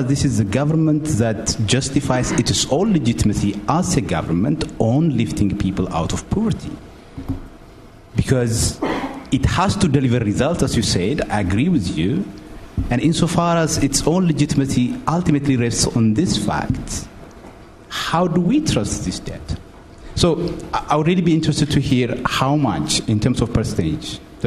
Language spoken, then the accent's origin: English; Ethiopia; moved away as an adult; I am from Ethiopia and I lived all my life there